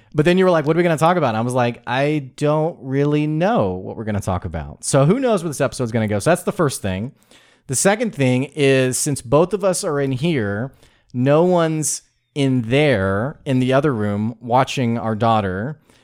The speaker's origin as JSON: {"language": "English", "region": "the South", "country": "United States", "accent": "Southern drawl", "said": "I'm from the South"}